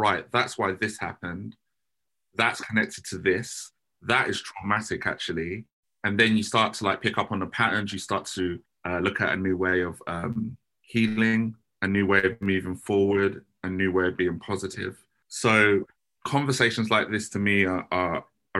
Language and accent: English; Croydon, London, United Kingdom; the trauma that I had to go through growing up in Croydon